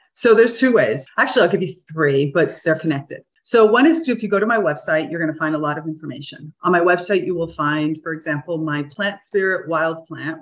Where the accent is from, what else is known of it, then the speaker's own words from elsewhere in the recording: South Florida, United States; now in Damanhur, Italy; I grew up in South Florida